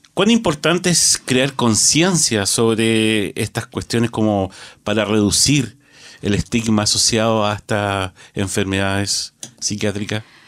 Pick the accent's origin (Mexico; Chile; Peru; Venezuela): Chile; nosotros como sociedad chilena